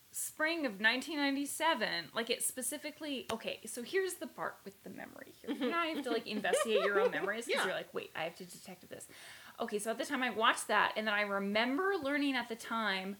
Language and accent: English; Alberta, Canada; a youth growing up in Alberta